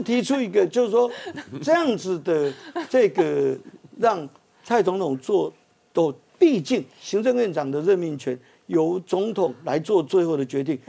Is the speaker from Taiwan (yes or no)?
yes; Taiwan; 最大的赢家是我们台湾人民